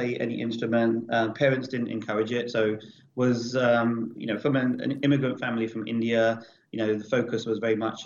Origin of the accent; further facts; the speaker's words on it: Kent, South East England, United Kingdom; moved away as an adult; now in Los Angeles, United States; I grew up just outside of London in the county of Kent